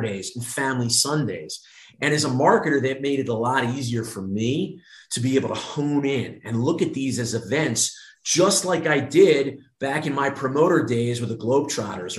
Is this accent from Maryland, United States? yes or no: yes; Baltimore, Maryland, United States; moved away as an adult; also born or lived in Norfolk, Virginia / New York / Long Island; now in Las Vegas, United States; the way that we were raised in being in the Baltimore area